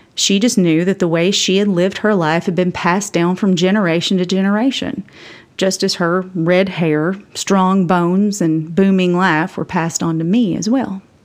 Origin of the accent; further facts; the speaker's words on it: Campbell County, Tennessee, United States; I was raised by a nurse mom and a coal truck driving dad in Campbell County, Tennessee